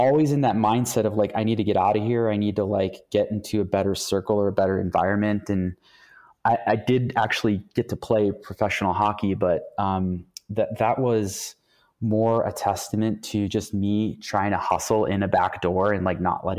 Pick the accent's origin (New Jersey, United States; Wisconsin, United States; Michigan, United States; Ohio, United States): Ohio, United States; Youngstown; I'm actually from Youngstown, Ohio, which is like one of the most corrupt cities in the world